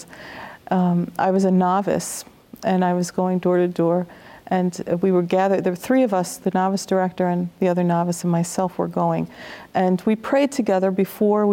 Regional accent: New York City, New York, United States; I was born in Brooklyn, raised in Brooklyn, went to Catholic schools all my life

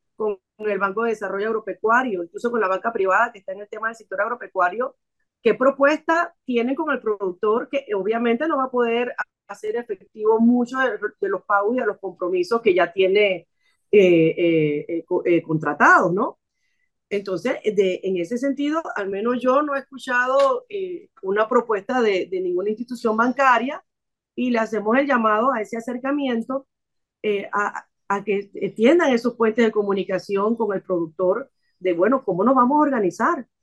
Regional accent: Panama; como panameños

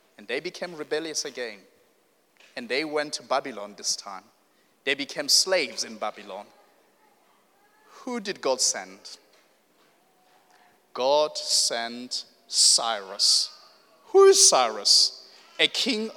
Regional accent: South Africa; moved away; I come from South Africa

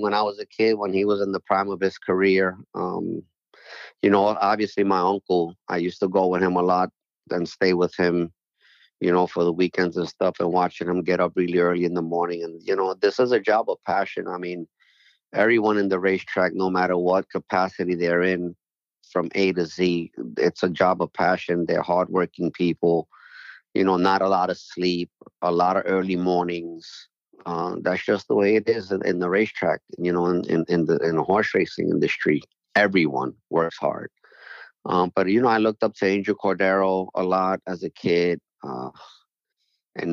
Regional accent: New York City, New York, United States; moved away as an adult; also born or lived in Puerto Rico / Syracuse; I grew up right next to Yankee Stadium my whole life.

